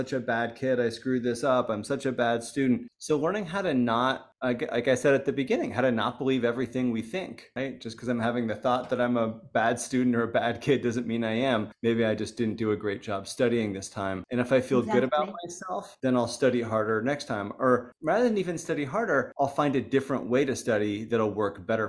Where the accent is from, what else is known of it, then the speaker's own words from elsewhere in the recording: United States; I was coming in as an American